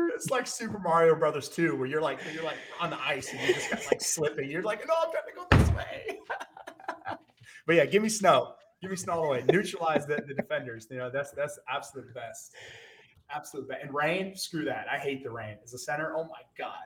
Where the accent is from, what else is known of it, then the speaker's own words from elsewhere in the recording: Texas, United States; I grew up in Texas